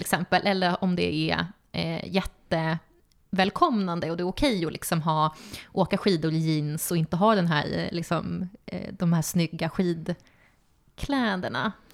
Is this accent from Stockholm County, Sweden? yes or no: yes; Stockholm, Stockholm County, Sweden; moved away as an adult; also born or lived in Uppsala; now in Östersund, Sweden; jag är från Stockholm och sen så flyttade jag till Uppsala för att plugga där.